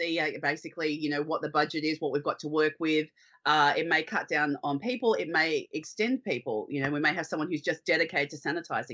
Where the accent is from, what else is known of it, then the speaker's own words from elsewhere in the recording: Sydney, New South Wales, Australia; moved away as an adult; now in Queensland, Australia; I grew up in Sydney